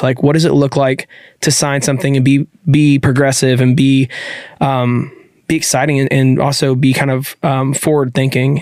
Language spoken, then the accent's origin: English; Nashville, Tennessee, United States; I grew up in Nashville